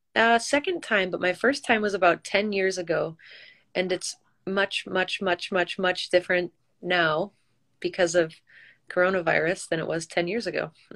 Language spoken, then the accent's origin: English; Michigan, United States; also born or lived in New York City; I'm originally from Michigan